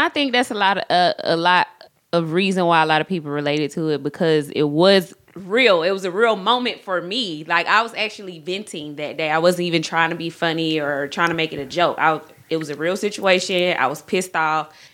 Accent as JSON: {"language": "English", "town": "College Park", "region": "Georgia", "country": "United States", "tie": "born or raised there", "said": "I grew up on the south side of Atlanta College Park."}